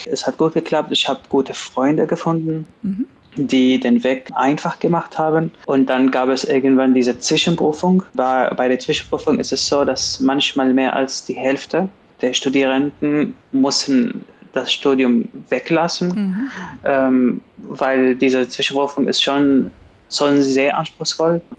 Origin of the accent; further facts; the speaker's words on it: Damascus, Damascus Governorate, Syria; German is a second language; Aber ich komme aus Damaskus, das ist die Hauptstadt.